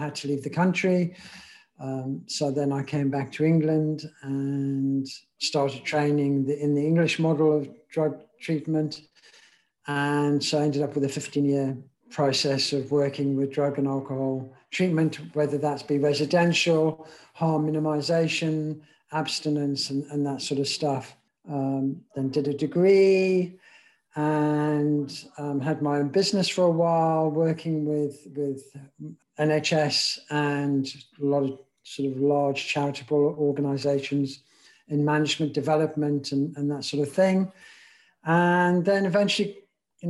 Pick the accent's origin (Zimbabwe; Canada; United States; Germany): Zimbabwe; moved away as an adult; I grew up back in Africa, a place called Zimbabwe. And so went to school there, was in the army there